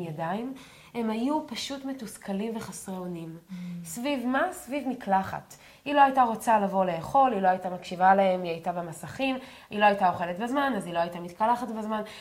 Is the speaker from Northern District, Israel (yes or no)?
yes; a moshav in the Galilee, Northern District, Israel; אני, אנחנו גדלתי במושב, אז אם לא הייתי לוקחת סוודר, גם ביום חורפי, ואנחנו גרים אה, בגליל בצפון